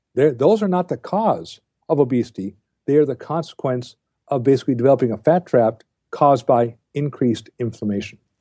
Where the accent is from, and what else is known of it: United States